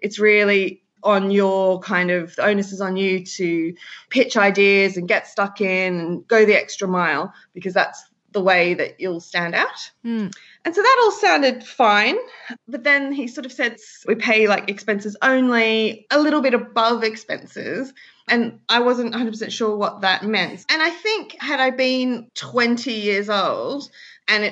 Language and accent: English; Sydney, New South Wales, Australia; moved away as an adult; now in London, United Kingdom; I'm from Sydney, Australia